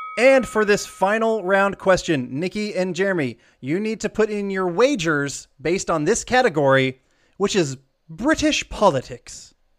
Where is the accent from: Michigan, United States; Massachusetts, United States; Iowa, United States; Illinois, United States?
Iowa, United States; John and I were both born in Iowa